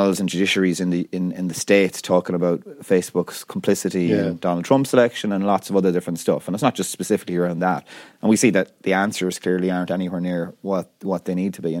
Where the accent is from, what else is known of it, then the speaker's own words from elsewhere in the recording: Ireland; we grew up as Irish people probably living in the shadow of the UK